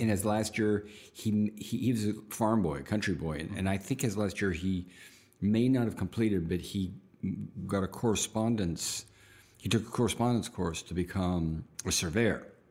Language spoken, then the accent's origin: English; outside of Pittsburgh, Pennsylvania, United States; I was born outside of Pittsburgh